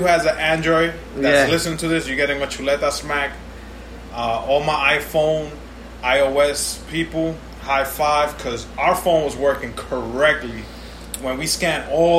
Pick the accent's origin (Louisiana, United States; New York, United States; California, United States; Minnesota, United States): New York, United States; New York City; me as a New Yorker for life